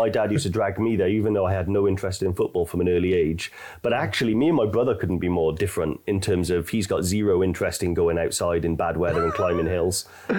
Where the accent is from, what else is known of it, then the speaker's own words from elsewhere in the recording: Newport, Wales, United Kingdom; I didn't grow up on a farm, but I grew up in Newport